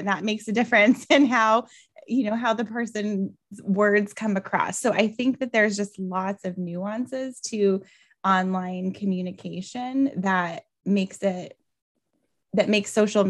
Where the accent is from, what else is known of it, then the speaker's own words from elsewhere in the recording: Albuquerque, New Mexico, United States; I'm originally from Albuquerque, New Mexico, and it's so funny because I've traveled all over the world and so many people are like, New Mexico, that's part of Mexico.